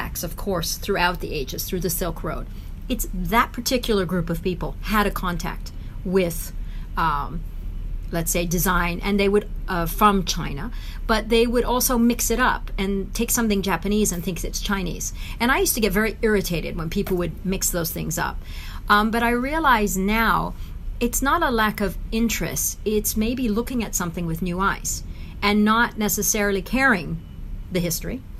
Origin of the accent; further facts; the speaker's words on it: Tehran, Tehran Province, Iran; also born or lived in United States; now in Switzerland; I was born in Tehran, in Iran